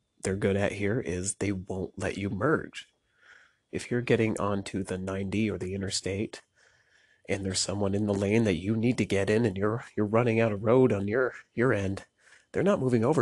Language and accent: English; Vermont, United States; moved away as an adult; also born or lived in Burlington, Vermont; now in Rochester, United States; I grew up in a small town in Vermont